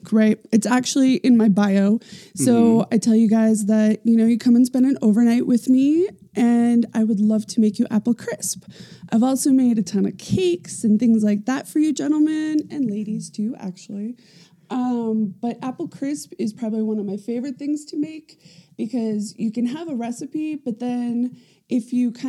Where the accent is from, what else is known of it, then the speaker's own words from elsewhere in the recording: Boston, Massachusetts, United States; moved away; also born or lived in Nantucket, Massachusetts; I'm from Boston and Nantucket, Massachusetts.